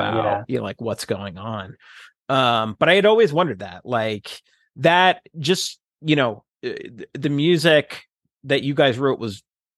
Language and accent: English; New Jersey, United States; now in Seattle, United States; the difference that I saw between like West Coast or people in Seattle, this area, versus growing up in New Jersey.